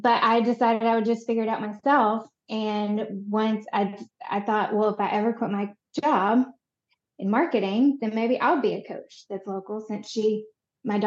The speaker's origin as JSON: {"language": "English", "town": "Conway", "region": "Arkansas", "country": "United States", "tie": "born or raised there", "also_born_or_lived": "Chicago", "moved": "as an adult", "said": "I was born in Conway, Arkansas, and raised here for most of my life"}